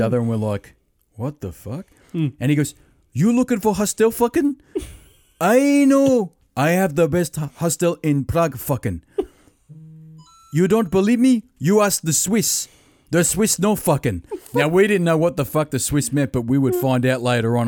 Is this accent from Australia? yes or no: yes; Australia; I'm Australian